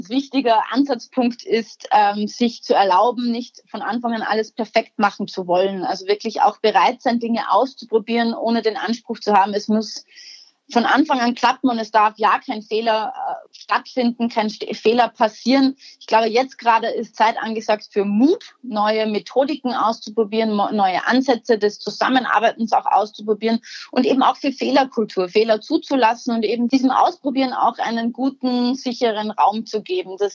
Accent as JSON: {"language": "German", "country": "Austria", "said": "als Österreicherin hatten wir da irgendwo auch einen spezifischen geografischen Zugang dazu."}